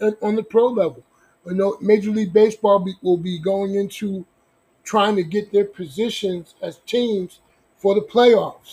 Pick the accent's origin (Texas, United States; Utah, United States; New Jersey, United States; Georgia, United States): New Jersey, United States; Newark; moved away as an adult; now in Long Beach, United States; I'm born and raised in Newark, New Jersey.